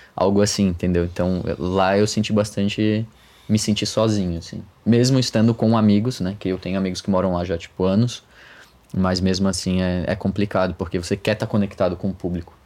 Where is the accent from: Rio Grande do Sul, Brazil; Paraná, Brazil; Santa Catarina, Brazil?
Santa Catarina, Brazil; Florianópolis; moved away as an adult; also born or lived in United States / Australia; now in São Paulo, Brazil; eu sou de Florianópolis